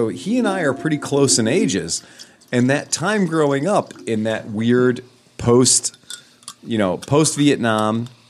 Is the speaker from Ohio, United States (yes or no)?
yes; Wickliffe, Ohio, United States; He grew up in Euclid and I grew up in Wycliffe.